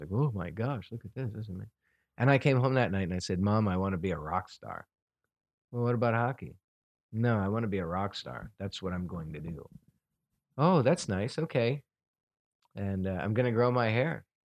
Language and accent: English; New York, United States; I grew up in New York